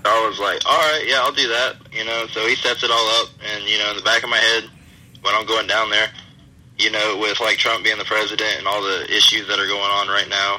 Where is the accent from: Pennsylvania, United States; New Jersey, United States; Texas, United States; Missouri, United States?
Missouri, United States; St. Louis; now in Florida, United States; my hometown by uh, St. Louis, Missouri